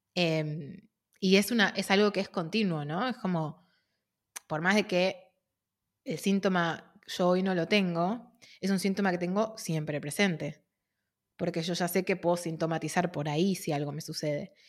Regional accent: Argentina; de Argentina

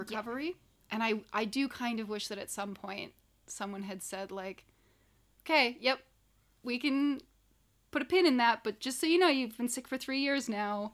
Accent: Canada; I'm Canadian.

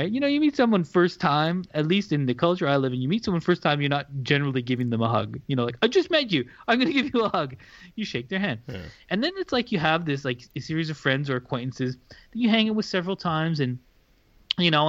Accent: Canada; well, look, I'm Canadian.

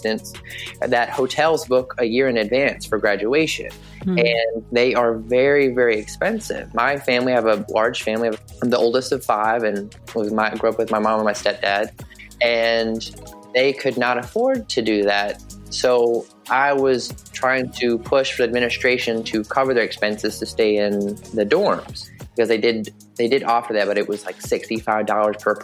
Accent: Southwest Virginia, United States; moved away as an adult; now in Buffalo, United States; I grew up in Southwest Virginia, very small rural town where we probably have more cows than people

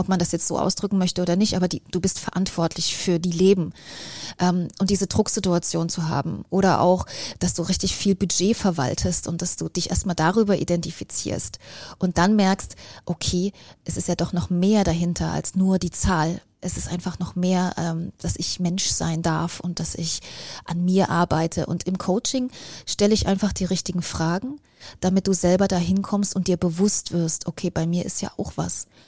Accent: East Germany, Germany; Ich bin ähm, in Ostdeutschland groß geworden und da war die Welt eine ganz andere

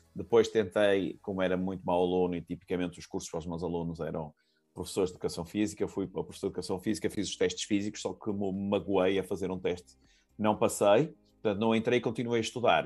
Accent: Porto, Norte, Portugal; eu sou do Porto

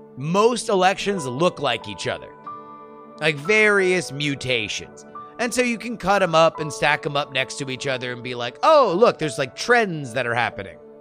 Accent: Broward County, Florida, United States; in Florida, we grew up in Broward County

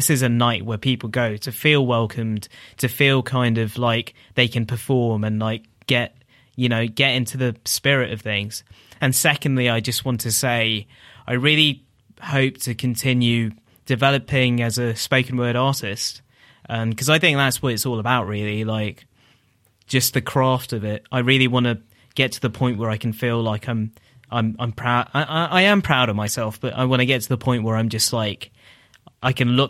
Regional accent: Tower Hamlets, London, United Kingdom; I grew up in Tower Hamlets, which is like the area which is Whitechapel, Bethnal Green, Stepney Green, Brick Lane, Mile End. So that area, which has like a large Bangladeshi population.

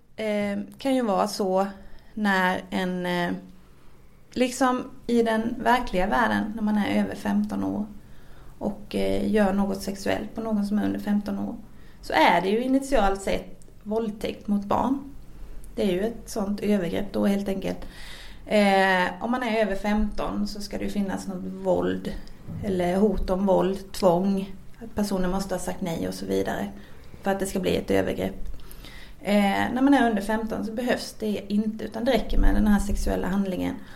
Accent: Växjö, Kronoberg County, Sweden; jag kommer från Växjö

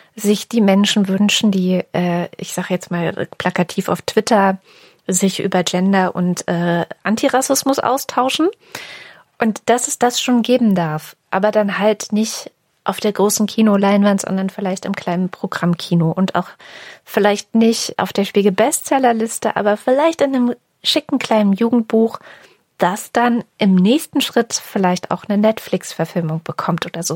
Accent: East Germany, Germany; meiner DDR-Geschichte

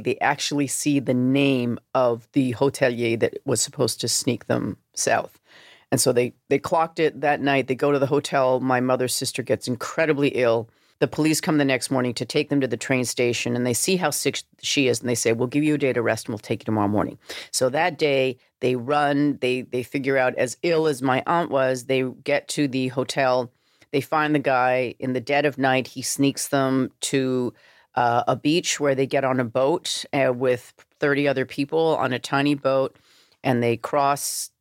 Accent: Vancouver, British Columbia, Canada; moved away; growing up in Vancouver, in suburban Vancouver

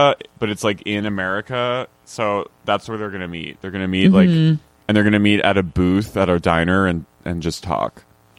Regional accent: Haddonfield, New Jersey, United States; born or raised there

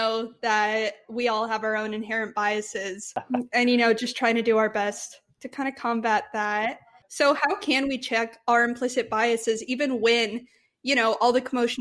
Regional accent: Texas, United States; we're from Texas

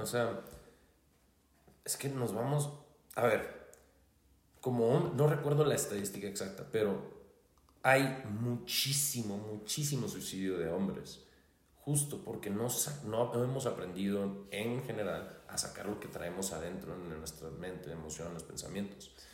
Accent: Hermosillo, Sonora, Mexico; soy de Hermosillo, Sonora

